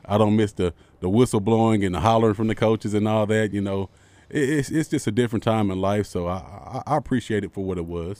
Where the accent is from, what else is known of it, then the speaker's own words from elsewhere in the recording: Arkansas, United States; I'm from Arkansas.